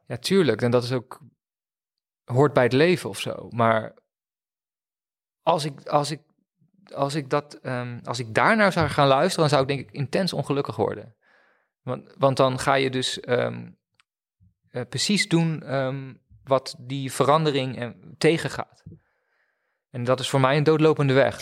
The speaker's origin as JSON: {"language": "Dutch", "region": "Friesland", "country": "Netherlands", "tie": "born or raised there", "also_born_or_lived": "Leiden", "said": "toen ik naar Friesland verhuisde op mijn tiende"}